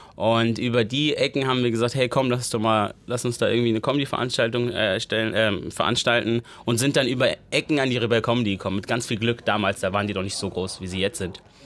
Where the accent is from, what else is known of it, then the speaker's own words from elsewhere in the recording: Neu-Isenburg, Hesse, Germany; Ich bin in Neu-Isenburg groß geworden